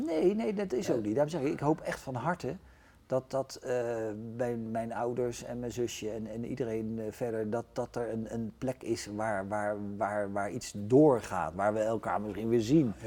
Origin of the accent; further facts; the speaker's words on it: The Hague, South Holland, Netherlands; als ze vragen waar kom je vandaan, dan zeg ik al wel toch met enige trotse Den Haag